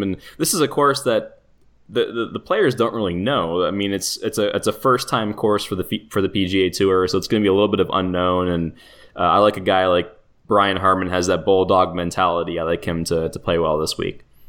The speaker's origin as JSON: {"language": "English", "town": "Toronto", "region": "Ontario", "country": "Canada", "said": "I'm from Toronto"}